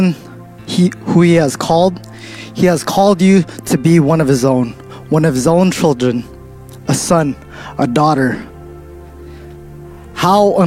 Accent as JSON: {"language": "English", "town": "Stockton", "region": "California", "country": "United States", "said": "I come from Stockton"}